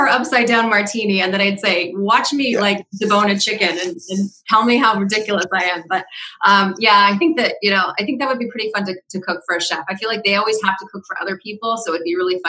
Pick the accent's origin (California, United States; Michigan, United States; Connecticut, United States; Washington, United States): Washington, United States; Seattle; now in Rhode Island, United States; I grew up in the Seattle area, so I was around a lot of mountains